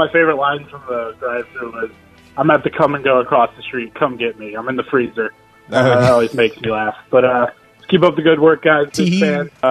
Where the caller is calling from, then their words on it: Central United States, United States; I'm calling from Central United States of America.